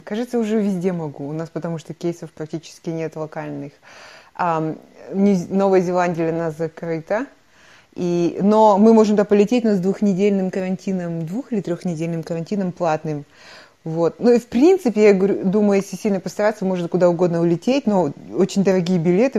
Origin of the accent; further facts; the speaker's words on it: Kostanay Region, Kazakhstan; moved away as an adult; прекрасная страна, в которой я выросла